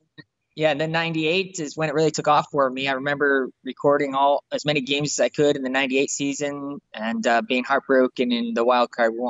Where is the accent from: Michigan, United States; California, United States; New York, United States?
Michigan, United States; growing up in Michigan